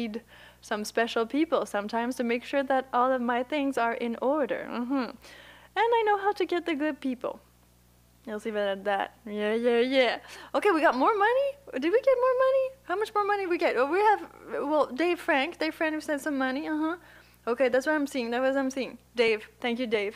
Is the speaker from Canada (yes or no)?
no; Puerto Rico; I'm from Puerto Rico. Can you hear my accent?